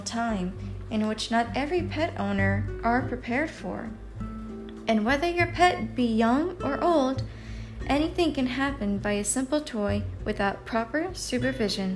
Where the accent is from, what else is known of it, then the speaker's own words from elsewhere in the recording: Killeen, Texas, United States; my hometown in Killeen